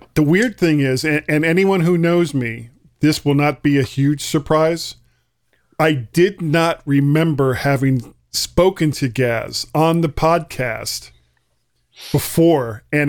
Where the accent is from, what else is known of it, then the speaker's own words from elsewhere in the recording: South Florida, United States; I'm from Florida, and I am a product of the South Florida educational system, and I grew up in the 70s in South Florida as part of the South Florida educational system, and there was and I lived like 3 miles from the beach